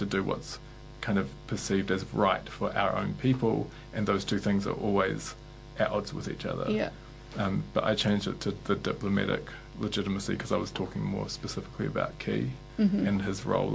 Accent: New Zealand; I'd been sold as a New Zealander, this idea that we're a peaceful country

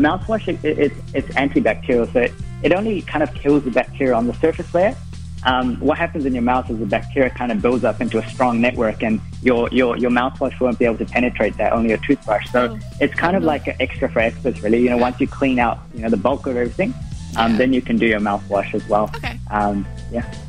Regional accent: Auckland, New Zealand; I'm from Auckland

